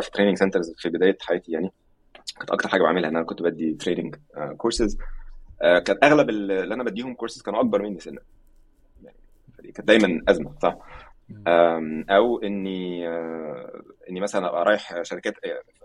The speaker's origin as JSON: {"language": "Arabic", "country": "Egypt", "moved": "yes", "said": "عندنا في مصر"}